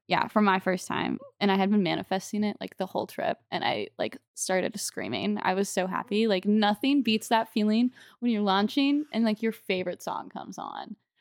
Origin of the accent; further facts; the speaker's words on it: St. Charles, Missouri, United States; my hometown of Saint Charles, Missouri